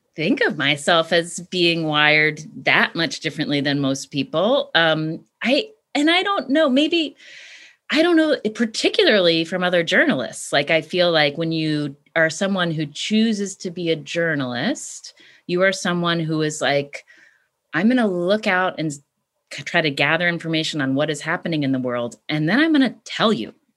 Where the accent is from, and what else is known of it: West Virginia, United States; born or raised there; moved away as an adult; also born or lived in California